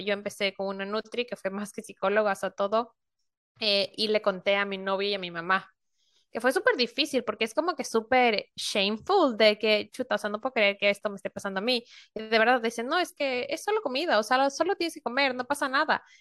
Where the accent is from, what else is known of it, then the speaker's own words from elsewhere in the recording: Ecuador; moved away as an adult; also born or lived in Spain; now in Norway; yo soy ecuatoriana y vivo en Europa, vivo ahorita en Noruega